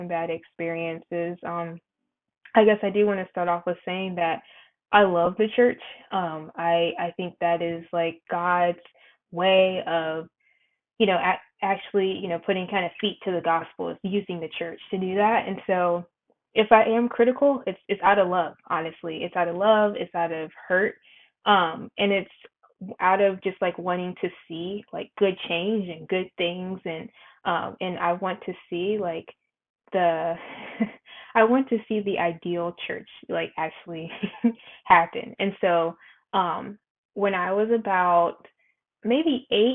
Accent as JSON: {"language": "English", "region": "North Carolina", "country": "United States", "said": "I'm from North Carolina as well"}